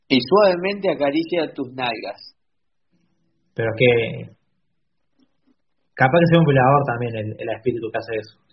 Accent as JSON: {"language": "Spanish", "country": "Argentina", "said": "yo soy de Argentina, perdón."}